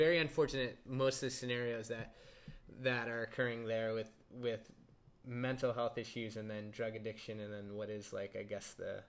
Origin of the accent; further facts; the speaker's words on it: United States; being that I'm American